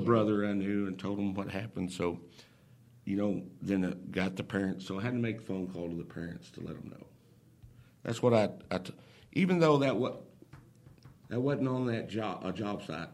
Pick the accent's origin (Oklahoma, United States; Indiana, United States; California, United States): Oklahoma, United States; moved away as an adult; I'm originally from Oklahoma